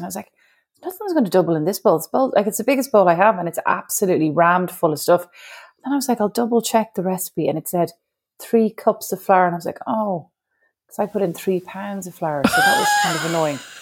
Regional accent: Ireland; moved away as an adult; as an Irish woman

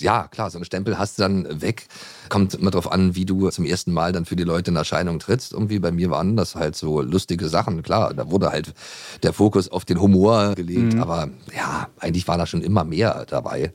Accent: Potsdam, Brandenburg, Germany; ich bin aufgewachsen in Potsdam damals, da stand die Mauer noch

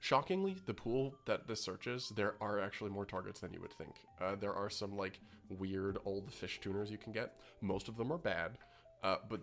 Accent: Canada; As a Canadian

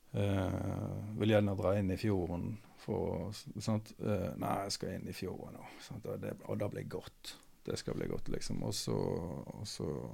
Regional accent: Austevoll, Vestland, Norway; moved away; jeg vokste opp i Austevoll

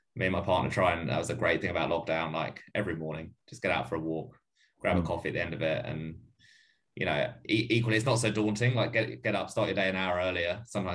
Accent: London, United Kingdom; So I'm from London, and well, lived in London before. I've got some mates back there who were doing a little run club back there.

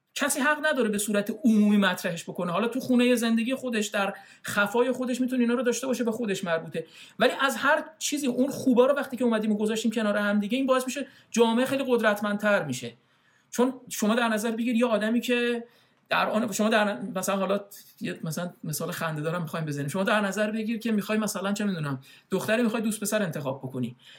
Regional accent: Iran; moved away as an adult; now in Canada; یه آدم خاورمیانه ای از ایرانم اومده

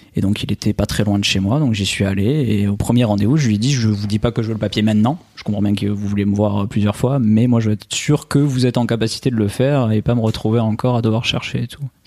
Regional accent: Albi, Occitania, France; accent: accent chantant; now in Nice, France; je suis originaire euh, d'Albi à la base, à côté de Toulouse

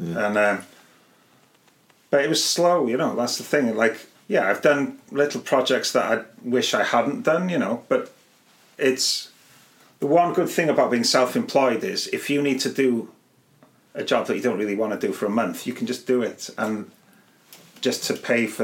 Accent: Colwyn Bay, Wales, United Kingdom; first language Welsh; English is a second language; I grew up in Colwyn Bay

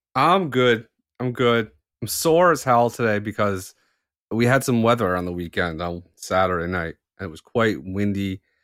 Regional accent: Canada; I'm Canadian

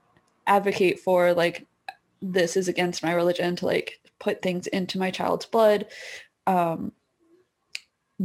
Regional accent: United States; moved away as an adult; now in Canada; I'm an American

